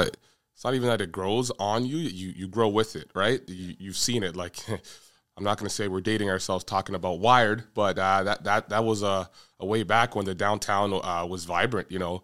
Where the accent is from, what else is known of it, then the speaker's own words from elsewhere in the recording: Toronto, Ontario, Canada; I grew up in Toronto as well. The Finch Corridor from Islington and Finch right down to Jane and Finch.